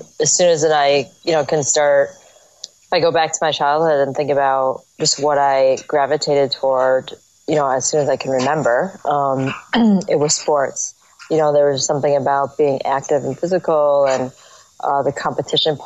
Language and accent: English; United States; also born or lived in Seoul, Korea; I'm American. I grew up here in the U.S.